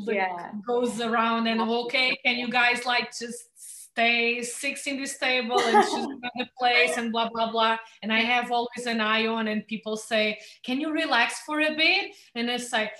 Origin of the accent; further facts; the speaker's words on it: Lagos, Algarve, Portugal; I was born here in Lagos. I know everyone in town